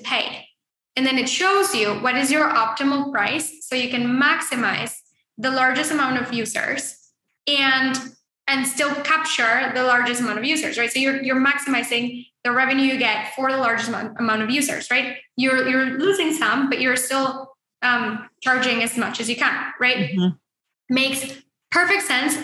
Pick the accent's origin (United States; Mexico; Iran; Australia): Mexico; moved away; I grew up in Mexico